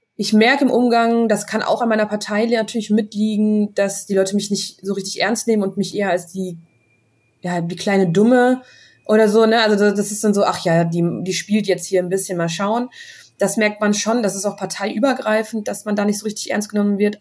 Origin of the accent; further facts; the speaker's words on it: Bonn, North Rhine-Westphalia, Germany; Ich komme ja aus Bonn